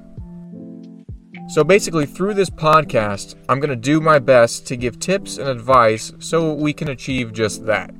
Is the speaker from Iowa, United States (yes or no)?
no; Oregon, United States; moved away as an adult; my home state of Oregon